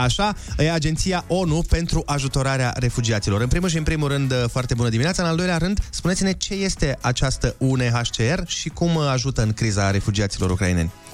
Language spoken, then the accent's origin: Romanian; Suceava, Suceava County, Romania; m-au făcut să mă simt mândru că sunt sucevean